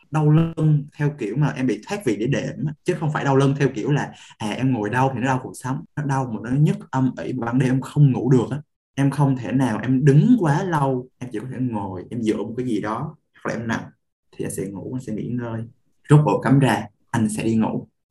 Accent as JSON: {"language": "Vietnamese", "town": "Da Lat", "region": "Lam Dong", "country": "Vietnam", "said": "nhà anh ở Đà Lạt"}